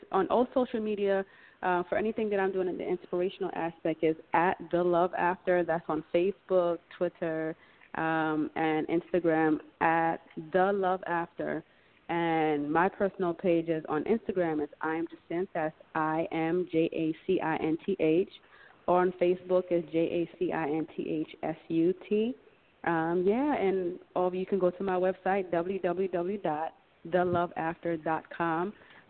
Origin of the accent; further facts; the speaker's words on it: Jamaica; now in United States; I'm from Jamaica.